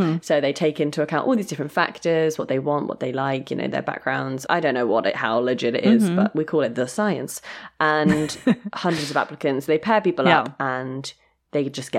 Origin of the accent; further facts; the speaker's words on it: Sheffield, Yorkshire and the Humber, United Kingdom; Okay, you're from London. I'm from Sheffield. Right, you're going to have to move to Sheffield with me.